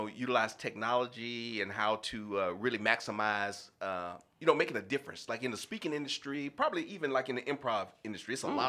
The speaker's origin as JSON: {"language": "English", "town": "Houston", "region": "Texas", "country": "United States", "tie": "born or raised there", "moved": "yes", "said": "It's great to be back in my hometown of Houston, Texas."}